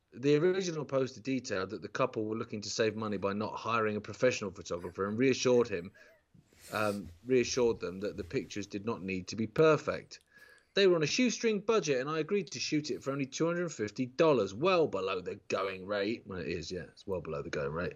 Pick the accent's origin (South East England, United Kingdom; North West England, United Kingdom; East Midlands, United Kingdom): South East England, United Kingdom; Isle of Wight; when I grew up on the Isle of Wight